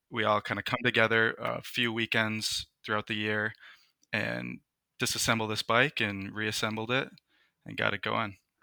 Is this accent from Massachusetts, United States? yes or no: no; Minnesota, United States; I'm from the United States. I've lived in Minnesota my entire life